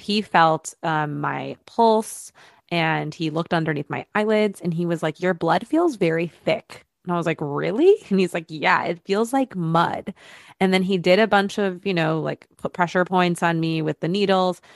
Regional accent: Michigan, United States; moved away as an adult; now in Los Angeles, United States; growing up in Michigan, we just had a different outlook

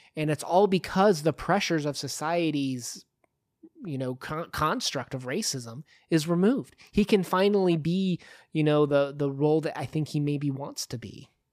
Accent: United States

